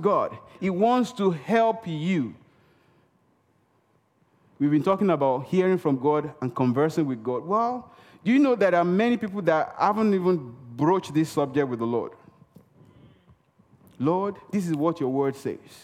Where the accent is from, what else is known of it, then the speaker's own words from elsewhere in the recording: Nigeria; first language Yoruba; English is a second language; moved away; I speak Yoruba. I'm from Nigeria, western part of Africa. I speak Yoruba.